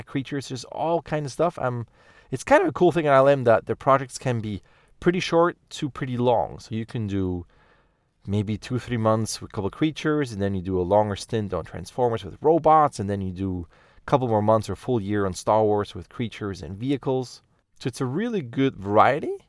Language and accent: English; Lucerne, Switzerland; I grew up in the German part of Switzerland, in Lucerne, close to Zurich